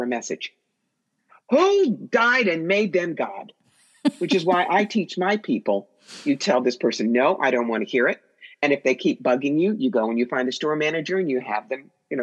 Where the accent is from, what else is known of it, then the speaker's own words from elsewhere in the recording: New York, United States; I'm a New Yorker